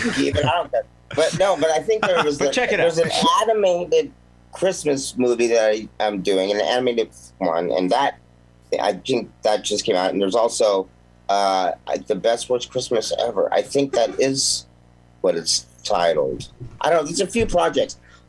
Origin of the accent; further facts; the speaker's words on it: Mount Baldy, California, United States; also born or lived in Sherman Oaks; But I mean, originally I was in I was born in Sherman Oaks and moved up to a place called Mount Baldy.